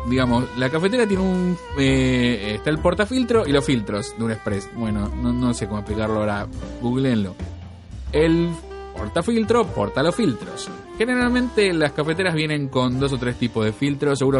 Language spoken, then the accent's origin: Spanish; Argentina